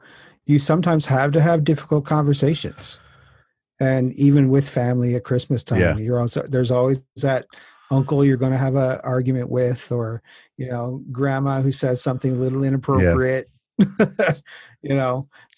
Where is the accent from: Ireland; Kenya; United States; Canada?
Canada; Newfoundland and Labrador; my background is I'm originally from Newfoundland.